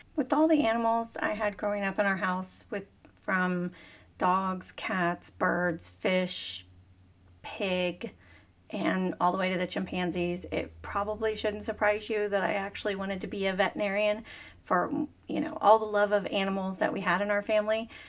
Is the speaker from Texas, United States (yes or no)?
yes; Dallas, Texas, United States; I was born and raised in Dallas, Texas